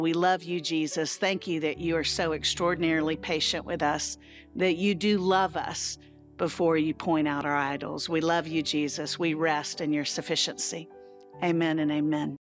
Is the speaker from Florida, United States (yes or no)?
yes; Central Florida, United States; I grew up in Central Florida, um, and so where I grew up, everybody had a pool